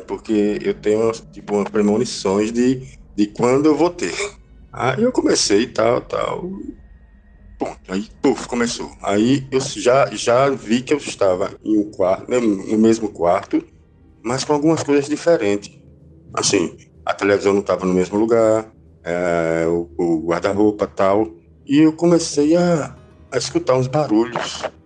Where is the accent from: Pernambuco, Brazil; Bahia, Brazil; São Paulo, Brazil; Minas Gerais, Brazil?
Pernambuco, Brazil; Recife; eu sou aqui de Recife